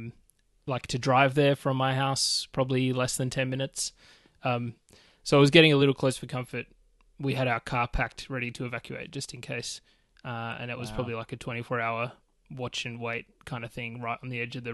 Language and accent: English; Australia; I'm Australian. Yeah, I'm down under